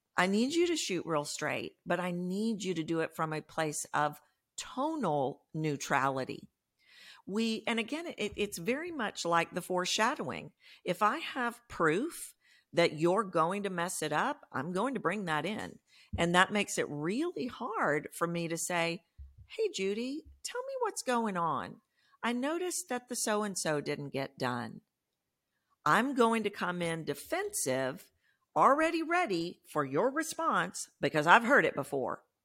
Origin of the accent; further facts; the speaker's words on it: Texas, United States; I'm from Texas. You can probably hear that in my voice